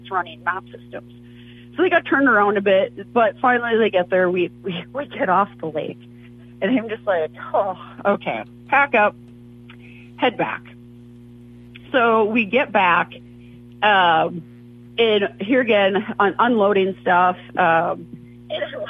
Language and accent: English; North Dakota, United States; also born or lived in Minnesota; I'm from North Dakota. I grew up there